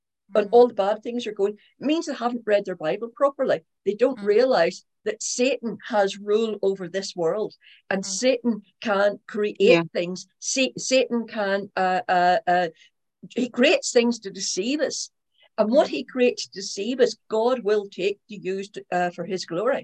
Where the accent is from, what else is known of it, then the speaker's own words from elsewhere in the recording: Northern Ireland, United Kingdom; When I was brought up in Northern Ireland